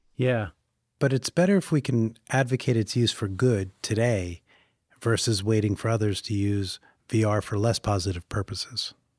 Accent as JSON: {"language": "English", "town": "New York City", "region": "New York", "country": "United States", "said": "As a New Yorker"}